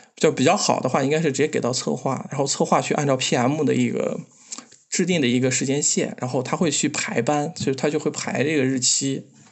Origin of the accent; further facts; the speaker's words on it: Xinjiang, China; 我是个新疆人